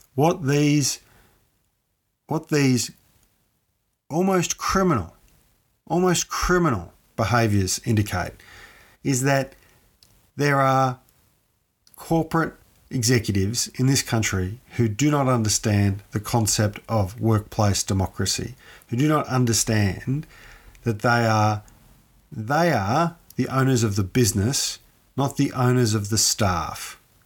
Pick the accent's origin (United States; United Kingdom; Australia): Australia; Ballarat, Victoria; I'm from Ballarat. As many people who listen to this show know, I'm from Ballarat.